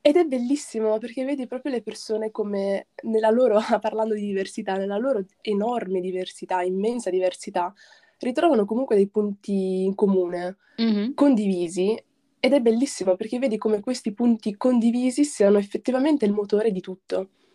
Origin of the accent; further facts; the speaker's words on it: Padenghe sul Garda, Lombardy, Italy; also born or lived in Morocco; sono nata in Marocco e all'età di 4 anni mi sono trasferita con i miei genitori in Italia, in un piccolo paesino in provincia di Brescia sul lago di Garda